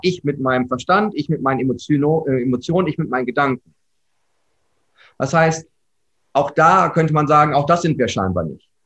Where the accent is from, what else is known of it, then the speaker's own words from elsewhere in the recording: Herford, North Rhine-Westphalia, Germany; komme gebürtig aus Herford. Das ist mit H, nicht Erfurt, sondern Herford. Manchmal wird das verwechselt. Ostwestfalen-Lippe, ja, äh, geboren, habe dort großteils meines Lebens verbracht